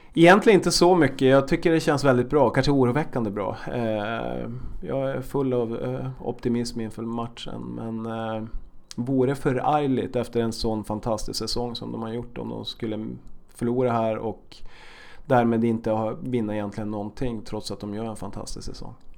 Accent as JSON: {"language": "Swedish", "region": "Norrbotten County", "country": "Sweden", "moved": "yes", "lives_now": "Stockholm, Sweden", "said": "Jag kommer själv från, från norra Sverige"}